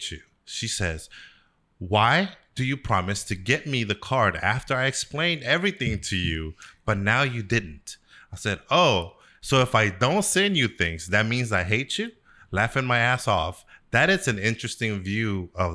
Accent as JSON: {"language": "English", "town": "Sacramento", "region": "California", "country": "United States", "said": "I was from Sacramento"}